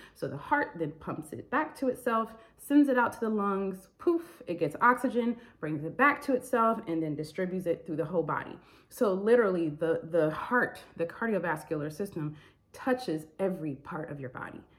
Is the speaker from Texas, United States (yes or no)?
no; Michigan, United States; moved away as an adult; I'm from Michigan